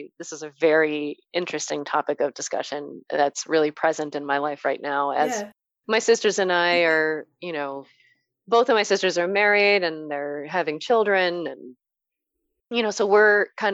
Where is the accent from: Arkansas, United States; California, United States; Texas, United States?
California, United States; San Gabriel Valley; moved away as an adult; also born or lived in Rhode Island / New York / Hawaii; growing up in the San Gabriel Valley